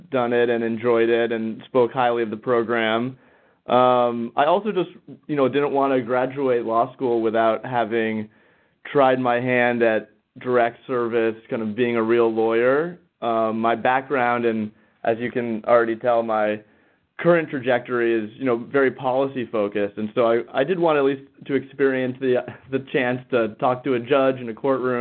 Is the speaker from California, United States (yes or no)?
yes; Northern California, United States; now in Washington, D.C., United States; I'm originally from Northern California